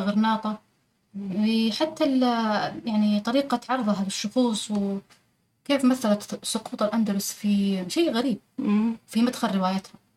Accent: Taif, Makkah Province, Saudi Arabia; أنا من مواليد الطائف آه ونشأت في حي المثناء

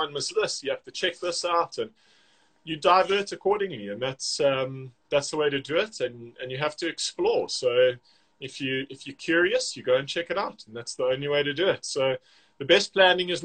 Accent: South Africa; to us, to a South African

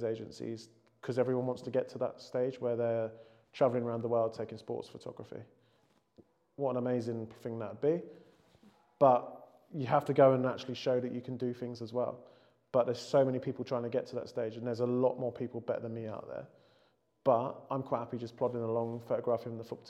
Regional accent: England, United Kingdom; being English

